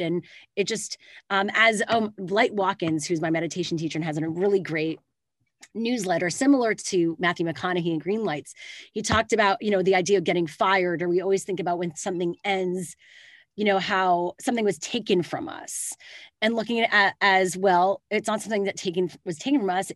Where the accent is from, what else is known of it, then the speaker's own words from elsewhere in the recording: Canada; now in California, United States; I live in California now, but I am Canadian.